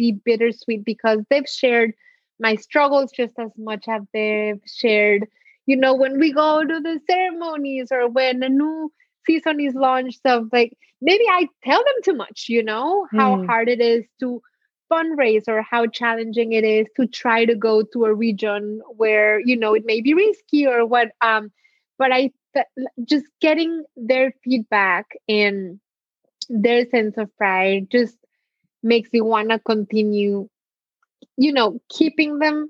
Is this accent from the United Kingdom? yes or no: no; Mexico; born there; my parents were born in Mexico. I was born in Mexico, but some of my grandparents survived the Holocaust and pogroms in Poland, and Mexico welcomed them, and they made Mexico their home.